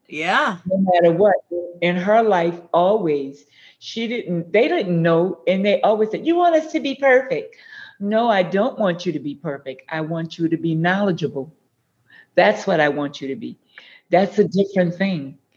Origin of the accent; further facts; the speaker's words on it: New Orleans, Louisiana, United States; also born or lived in New Iberia, Louisiana; When I was two years old, my mom and dad moved to New Orleans. Huh. So I'm a Creole girl.